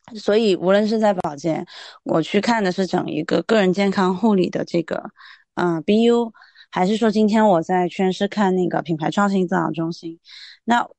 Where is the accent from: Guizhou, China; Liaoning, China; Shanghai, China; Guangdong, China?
Guangdong, China; Guangzhou; 包括我是广州人嘛